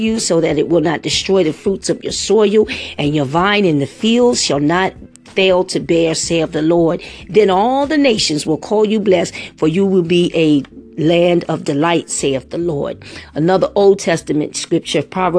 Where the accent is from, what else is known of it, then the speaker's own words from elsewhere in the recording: New York City, New York, United States; I grew up in the Bronx